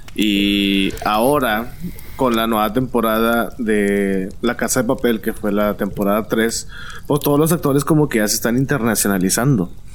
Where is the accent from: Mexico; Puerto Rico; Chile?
Mexico; Monterrey, Nuevo León